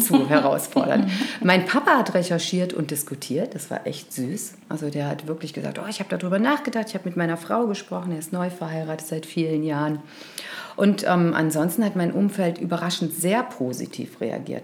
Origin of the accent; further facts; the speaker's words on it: Cologne, North Rhine-Westphalia, Germany; Und ich bin ja Kölnerin